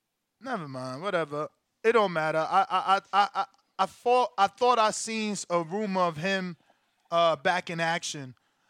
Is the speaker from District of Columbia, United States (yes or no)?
no; New Jersey, United States; moved away as an adult; now in Las Vegas, United States; I'm originally from Jersey, but I'm out here in Vegas now.